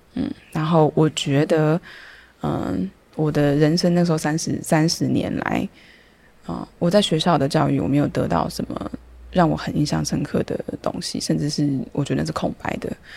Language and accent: Chinese; Taipei, Taiwan; moved away as an adult; now in Taitung, Taiwan; 虽然我是台北人，又是大安区